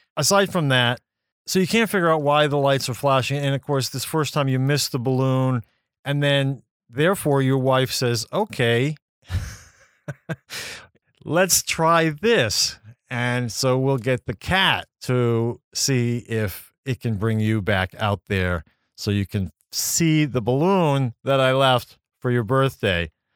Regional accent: Maine, United States; my home state of Maine

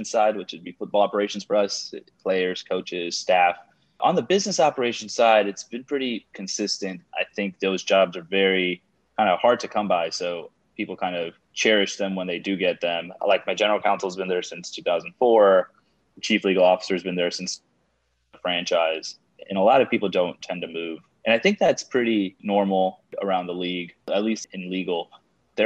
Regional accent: Houston, Texas, United States; I was born and raised in Houston

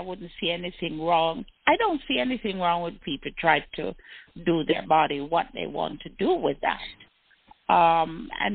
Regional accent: Jamaica; I am Jamaican

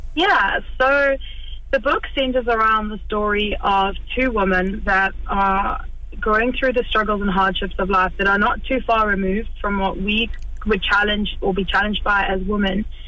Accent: South Africa; moved away as an adult; now in Kilkenny, Ireland; I grew up in South Africa

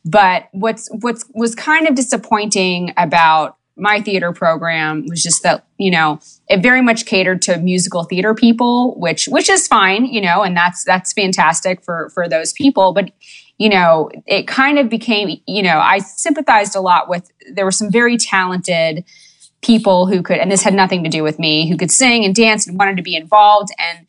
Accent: New York City, New York, United States; moved away as an adult; now in Los Angeles, United States; Born and raised. The Lower East Side.

